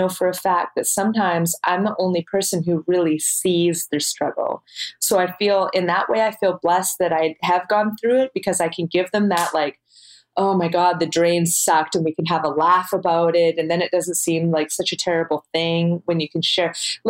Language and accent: English; Canada; we're Canadian